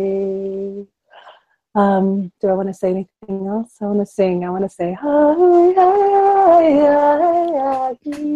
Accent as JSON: {"language": "English", "region": "Florida", "country": "United States", "tie": "born or raised there", "said": "where I grew up in Florida"}